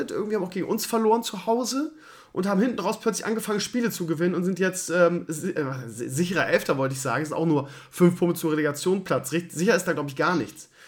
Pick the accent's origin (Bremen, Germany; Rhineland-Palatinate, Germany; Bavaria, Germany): Bremen, Germany; also gerade ich als Bremer, wo wir ja irgendwie, abgesehen von letzter Saison, immer irgendwie Probleme haben